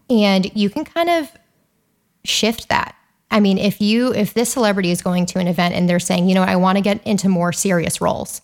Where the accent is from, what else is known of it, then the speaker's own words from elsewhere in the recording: Calabasas, California, United States; I grew up in Calabasas